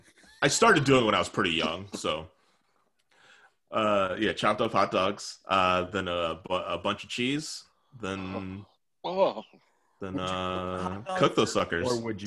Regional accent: United Kingdom; I'm British.

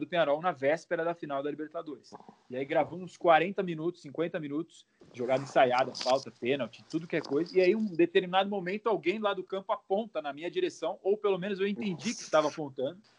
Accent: Santos, São Paulo, Brazil; eu sou de Santos

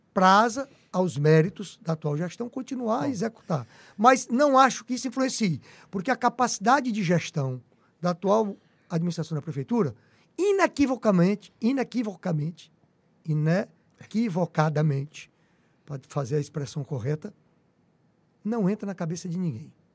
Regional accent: Teresina, Piauí, Brazil; como teresinense que sou apaixonado por minha cidade.

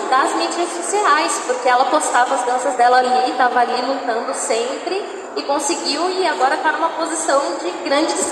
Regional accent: São Paulo, Brazil; born there; ah, nasci em São Paulo.

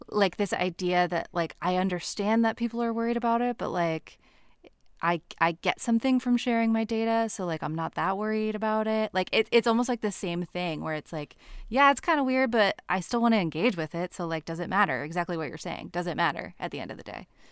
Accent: Nebraska, United States; now in Portland, United States; right now I'm in Portland, Oregon. Um, but I'm from Nebraska

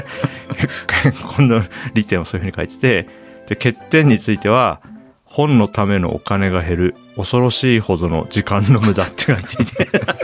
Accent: Japan; 僕は千九百八十三年に日本に生まれて

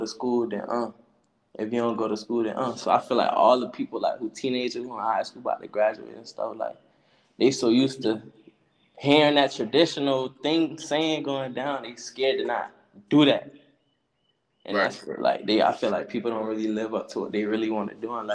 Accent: South Carolina, United States; I'm from South Carolina. I'm from Yemisi, South Carolina, Black Bottom

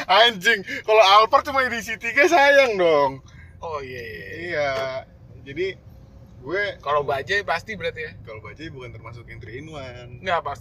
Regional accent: Depok, West Java, Indonesia; dari kan gue dari Depok kan

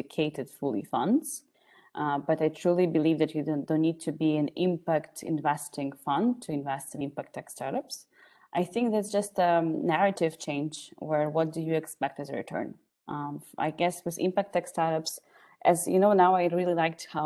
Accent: Ukraine; now in Austria; I'm from Ukraine based in Austria

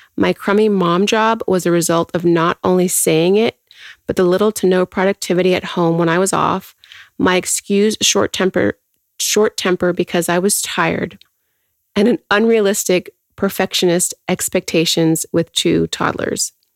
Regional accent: Houston, Texas, United States; I am born and raised in Houston.

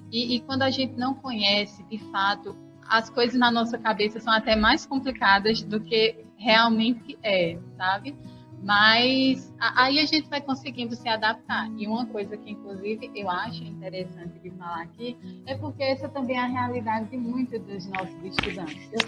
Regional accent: Sossego, Paraíba, Brazil; also born or lived in Campina Grande; eu sou de Sossego. E Cuité é próximo de Sossego. Ali com uns 40 minutinhos você chega em, em Cuité. Aí depois eu fui para Campina Grande, fiz a, o mestrado lá, então já era uma cidade nova, né?

